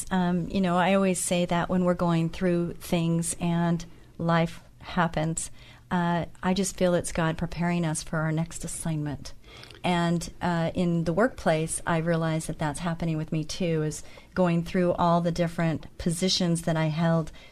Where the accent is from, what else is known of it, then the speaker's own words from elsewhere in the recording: Santa Ana, California, United States; I was born in Santa Ana, so I am a native Californian, and I do remember the orange groves.